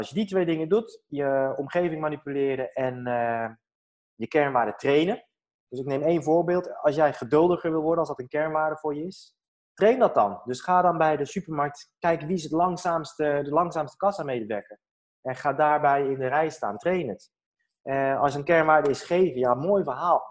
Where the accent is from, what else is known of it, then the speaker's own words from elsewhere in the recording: Netherlands; ik ben in Nederland geboren.